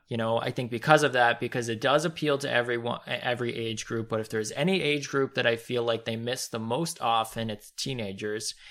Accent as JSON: {"language": "English", "country": "Canada", "said": "as a Canadian"}